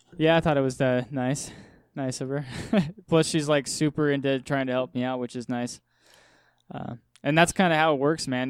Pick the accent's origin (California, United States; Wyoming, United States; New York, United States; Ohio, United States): Wyoming, United States; I'm from Wyoming